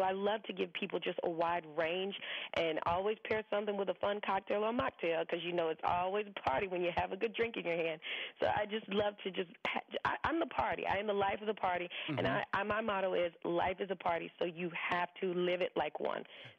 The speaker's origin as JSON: {"language": "English", "region": "the South", "country": "United States", "tie": "born or raised there"}